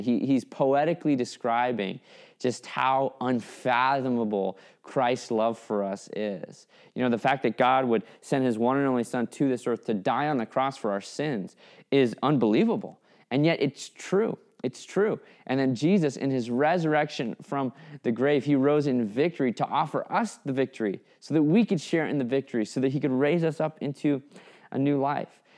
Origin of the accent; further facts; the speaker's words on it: Fairbanks, Alaska, United States; I grew up in Fairbanks, Alaska, which is hundreds of miles from the nearest shore